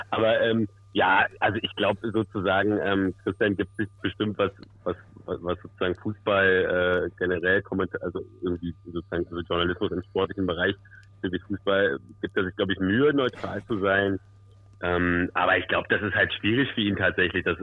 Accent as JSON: {"language": "German", "region": "Berlin", "country": "Germany", "said": "obwohl ich kein härter Fan bin, aber vielleicht als Berliner so ein bisschen ähm"}